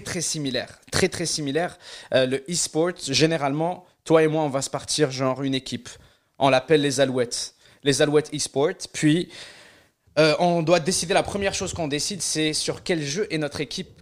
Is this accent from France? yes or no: no; Algeria; also born or lived in Quebec; now in Canada; là où j'ai grandi en Algérie, on n'avait pas de moyens de paiement en ligne.